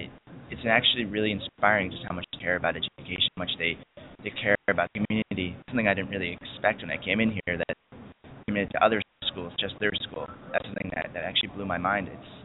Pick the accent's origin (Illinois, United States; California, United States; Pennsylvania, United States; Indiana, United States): California, United States; San Diego; San Diego.